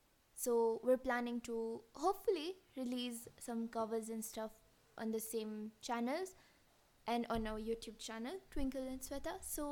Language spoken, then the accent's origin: English; Kenya; also born or lived in Canada; So we're sisters who currently live in Kenya. We're born and brought up in Kenya, and I study partly in Canada. So the partly comes because of like I've been in Kenya for like an year, more than a year now.